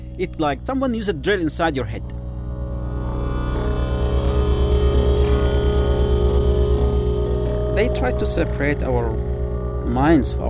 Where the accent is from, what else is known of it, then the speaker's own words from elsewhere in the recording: Yemen; moved away as an adult; I am from Yemen, actually, Arab Peninsula, the country of love